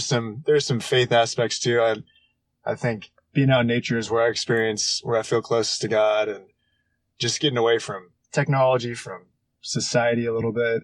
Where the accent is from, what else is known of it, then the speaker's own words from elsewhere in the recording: Houston, Texas, United States; now in Dallas, United States; I'm from Houston, Texas. And I live in Dallas, Texas right now